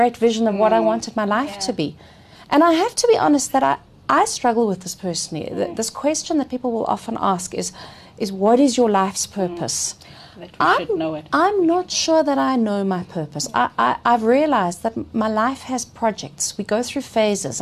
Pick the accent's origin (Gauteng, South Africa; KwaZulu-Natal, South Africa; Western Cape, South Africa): Gauteng, South Africa; Johannesburg; I'm a longitudinal study in Joburg, and my word, has the city changed in 50 years? So apart from a few short stints out of the country, I have fundamentally been located here. I went to school here, just down the road